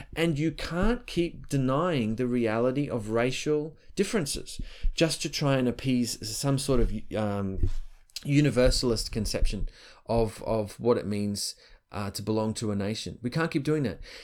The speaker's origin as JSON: {"language": "English", "country": "Australia", "said": "I'm Australian"}